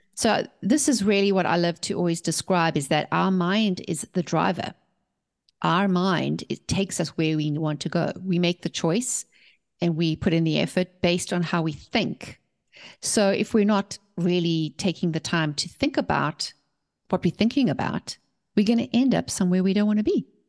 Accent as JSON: {"language": "English", "country": "South Africa", "tie": "born or raised there", "also_born_or_lived": "England", "moved": "as an adult", "lives_now": "United States", "said": "We were born and raised in South Africa, and we left South Africa to start our company"}